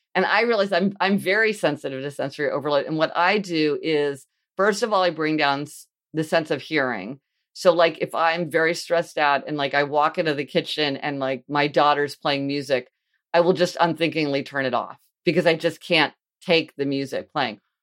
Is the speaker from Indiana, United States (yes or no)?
no; Kansas City, Missouri, United States; I grew up in Kansas City, Missouri